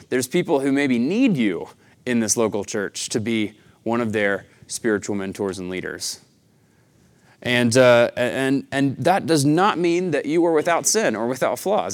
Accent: Chattanooga, Tennessee, United States; now in Tucson, United States; I'm from the Southeast, uh, Chattanooga, Tennessee

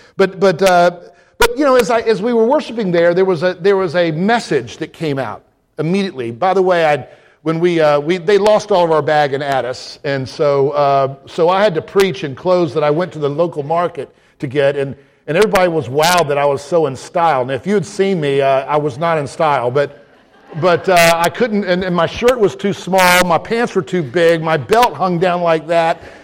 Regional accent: Deep South, United States; moved away; as a young man growing up in the deep south. I mean, I felt I was back in my southern home

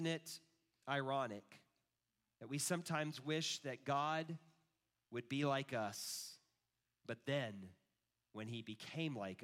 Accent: Kansas City, Missouri, United States; also born or lived in Texas; I grew up in Kansas City

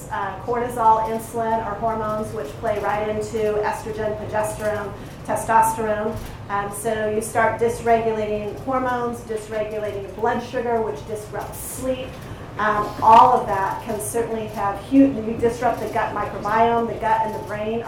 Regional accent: Colorado, United States; I come from Colorado

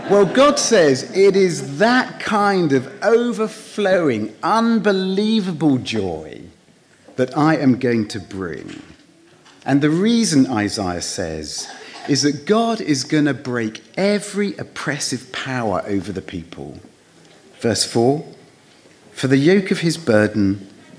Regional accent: United Kingdom; moved away

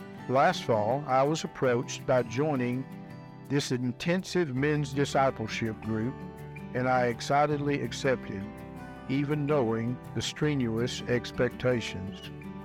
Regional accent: Jacksonville, Texas, United States; After serving in the United States Navy, I returned to my hometown in East Texas, Jacksonville

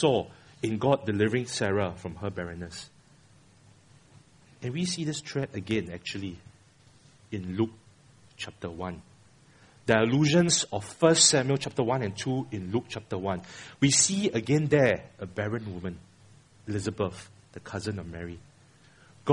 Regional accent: Singapore; I'm a Singaporean

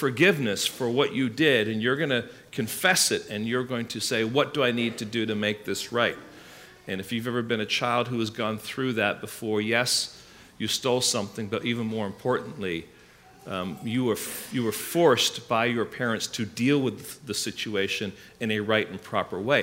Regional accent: England, United Kingdom; now in United States; when I was growing up in England

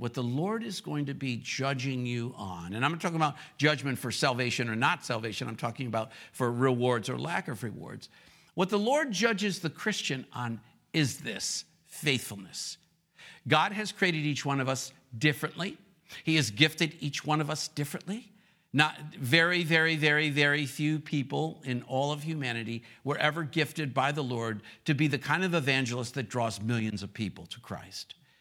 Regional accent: Rochester, New York, United States; moved away as an adult; also born or lived in the South (US); now in the South, United States; my hometown is Rochester, New York, but I've been living in the South for thirty-one years

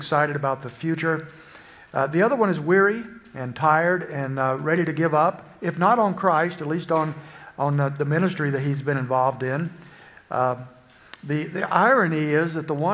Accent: Springfield, Illinois, United States; I'm from Springfield, Illinois

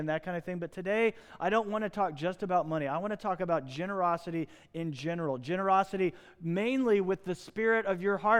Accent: United States; I was born in the United States

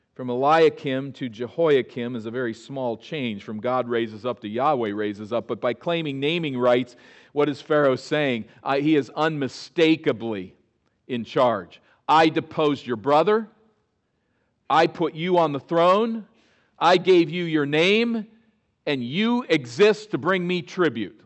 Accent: East Coast, United States; As a boy growing up on the East Coast, many of my childhood memories are of days at the Jersey Shore

